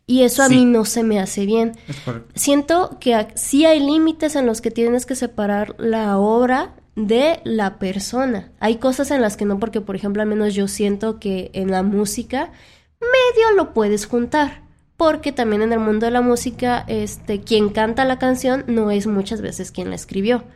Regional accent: Mexico; en nuestra cultura, al menos como mexicanos

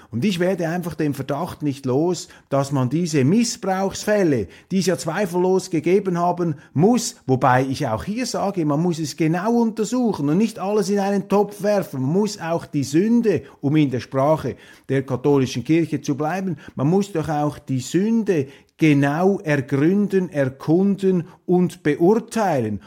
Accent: Switzerland; als Schweizer

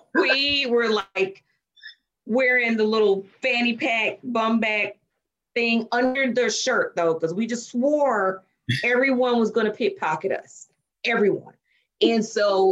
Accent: Chattanooga, Tennessee, United States; moved away as an adult; also born or lived in Nashville, Tennessee / Memphis, Tennessee / Indianapolis / London; I am from Chattanooga, Tennessee, small town in comparison to some of the places I'm living now.

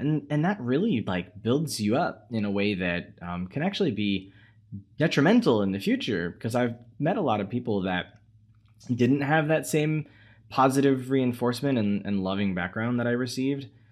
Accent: United States; as an American

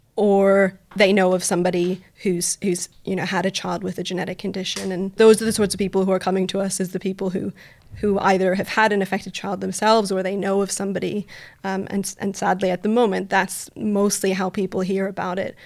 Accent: Canada; moved away as an adult; now in United Kingdom; I'm originally from Canada. You'll hear from my voice.

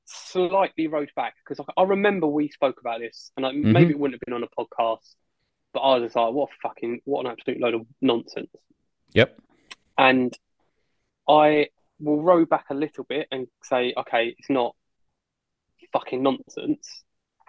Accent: London, United Kingdom; stand there being like … I'm from London.

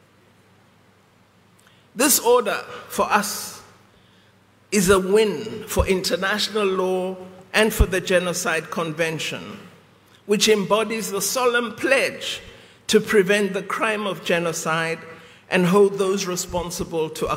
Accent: South Africa; we, as the people of South Africa

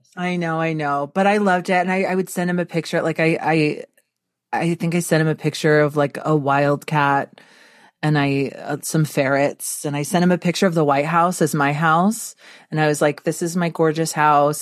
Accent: Texas, United States; I was born in Texas

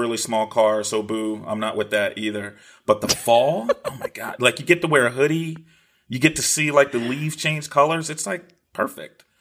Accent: East Coast, United States; now in Los Angeles, United States; I'm from, I'm from the East Coast

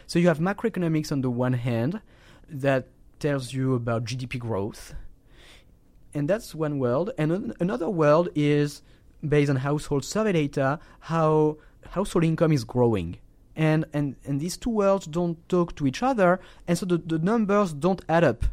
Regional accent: France; my home country, in, in, in France

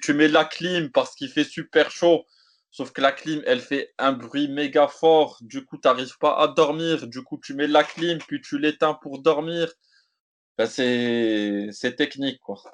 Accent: Morocco; je suis marocain, maghrébin, africain

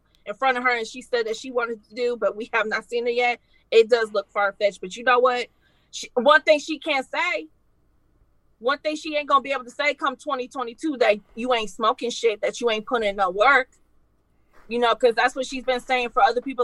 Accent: Detroit, Michigan, United States; I'm from Detroit

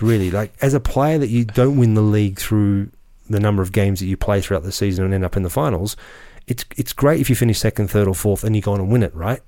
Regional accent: Australia; I grew up in Australia playing in the old you know, the old N S L

